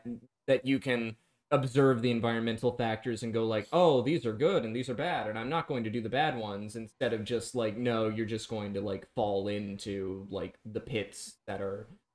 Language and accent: English; Brooklyn, New York, United States; I wasn't in Brooklyn during 9/11. I was in Manhattan, but I am from Brooklyn.